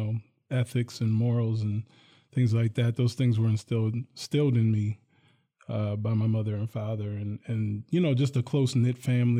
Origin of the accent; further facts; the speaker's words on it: Hillsdale, New Jersey, United States; I'm originally from New Jersey.